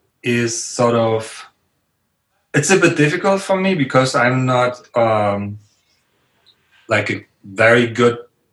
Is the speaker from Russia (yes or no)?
no; Riga, Latvia; I was from Riga, I guess, from the capital.